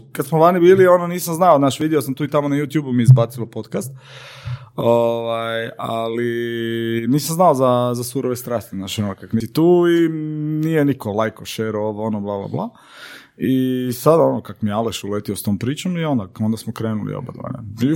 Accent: Senj, Lika-Senj County, Croatia; moved away; also born or lived in Paris; ja sam ovaj, e, odrastao u Senju

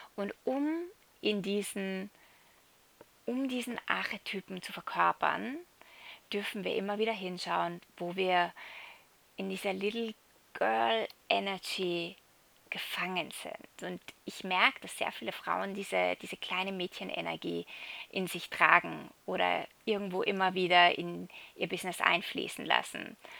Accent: Salzburg, Austria; moved away as an adult; ich bin gerade in Europa, in Salzburg, äh, in meiner alten Heimat

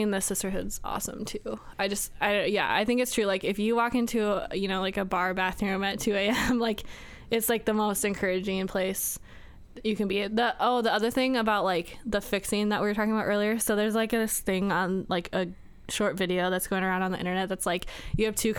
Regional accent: United States; I was born in America and that I was raised by a mom

